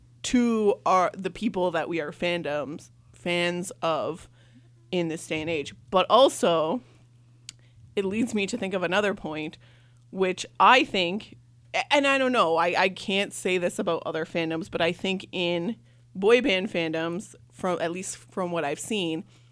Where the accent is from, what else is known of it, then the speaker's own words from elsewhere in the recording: Canada; I came all the way from Canada.